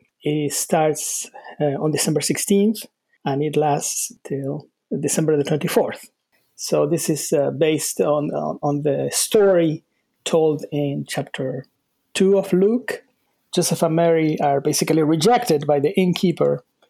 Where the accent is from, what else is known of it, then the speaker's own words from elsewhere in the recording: Argentina; also born or lived in Salt Lake City, United States / North Carolina, United States; now in United States; I was born in Argentina.